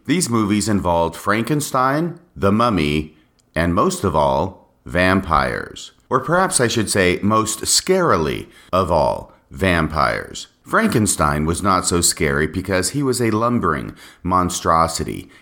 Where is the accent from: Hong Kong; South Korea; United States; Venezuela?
United States; also born or lived in Texas / Washington State; I was a normal young boy growing up in the United States of America.